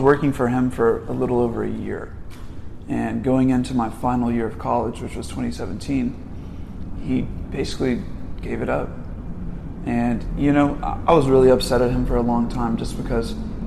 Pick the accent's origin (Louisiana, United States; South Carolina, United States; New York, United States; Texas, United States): Texas, United States; Dallas; I was born out here in Dallas